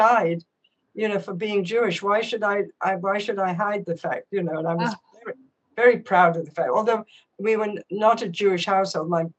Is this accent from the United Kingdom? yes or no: yes; England, United Kingdom; moved away; I was born in 1944, And I grew up in England